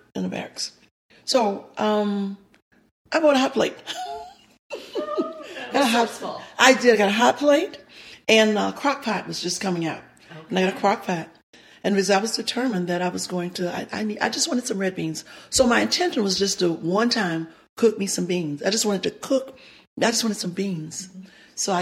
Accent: Louisiana, United States; moved away as an adult; now in Nashville, United States; I'm from Louisiana.

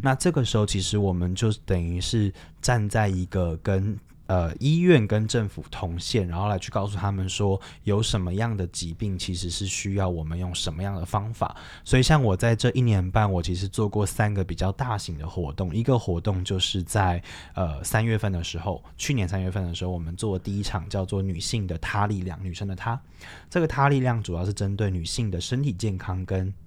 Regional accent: Taiwan; moved away as an adult; now in Kunming, China; 作为台湾人

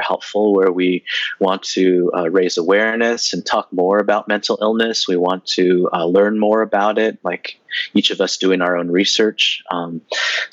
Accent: San Jose, California, United States; I grew up in Northern California

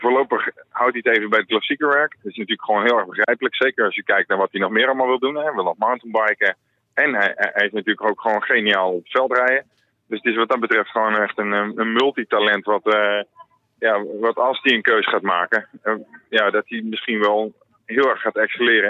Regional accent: Netherlands

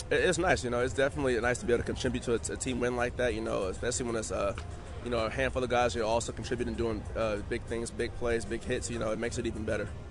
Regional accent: Oakland, California, United States; as a kid growing up, I'm from Oakland, California

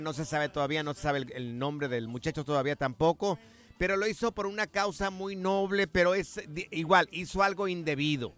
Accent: Guadalajara, Jalisco, Mexico; moved away; Guanatos, mi tierra querida

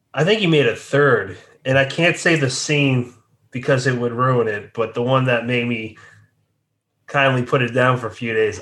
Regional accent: Massachusetts, United States; also born or lived in South Jersey; now in New Jersey, United States; near my hometown in Massachusetts

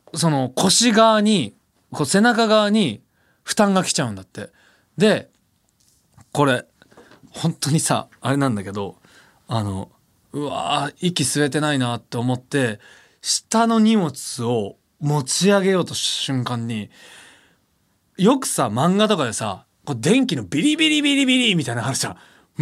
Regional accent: Osaka, Japan; accent: Kansai dialect; now in Tokyo, Japan; 俺が地元の大 阪帰ってさ実家帰った時に

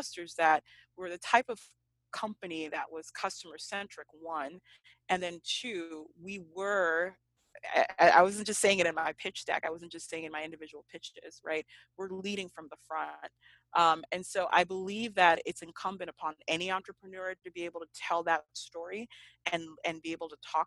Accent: Marietta, Georgia, United States; moved away as an adult; also born or lived in Nigeria / Notre Dame, Indiana; I grew up in Marietta, Georgia. So it is just 30 minutes outside of Atlanta

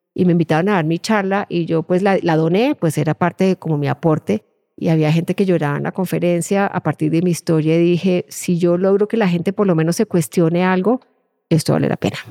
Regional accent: Colombia; moved away as an adult; now in Ireland; mi dificultad era el haber perdido esos vínculos afectivos y de cariño y de protección que uno tiene en un entorno como el colombiano, de, propios de una familia colombiana

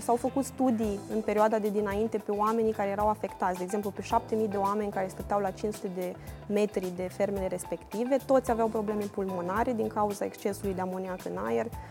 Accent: Suceava, Suceava County, Romania; La noi în Moldova, de exemplu, eu sunt din Suceava

